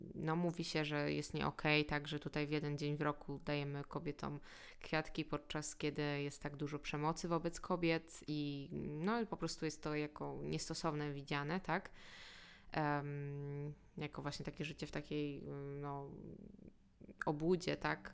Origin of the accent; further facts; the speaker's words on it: Poland; jak my myślimy jako Polacy, to jest naprawdę wynikiem tego, gdzie się urodziliśmy